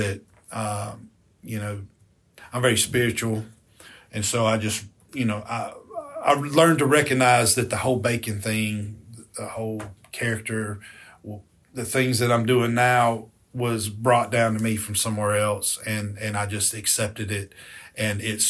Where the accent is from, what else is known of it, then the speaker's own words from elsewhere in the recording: Escatawpa, Mississippi, United States; I grew up in a little town called Escatawba, Mississippi, which is on the Gulf Coast